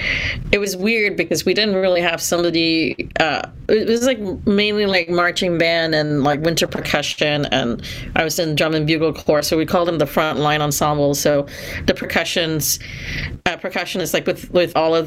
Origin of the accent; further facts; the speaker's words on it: Singapore; also born or lived in California; now in United States; I'm originally from Singapore, and so coming here to the U.S.